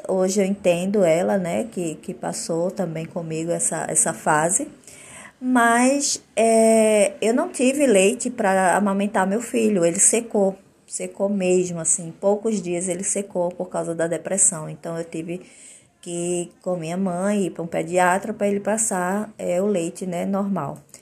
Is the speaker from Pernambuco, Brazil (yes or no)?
yes; Olinda, Pernambuco, Brazil; now in Maceió, Brazil; E moro em Maceió, Alagoas, mas eu sou de Olinda, Pernambuco, minha cidadezinha, minha terra natal.